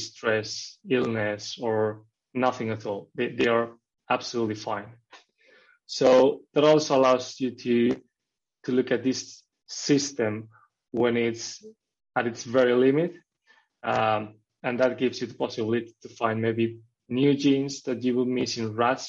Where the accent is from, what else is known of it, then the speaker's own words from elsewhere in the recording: Spain; moved away as an adult; also born or lived in Norway; I studied biology in Spain, in my hometown in Spain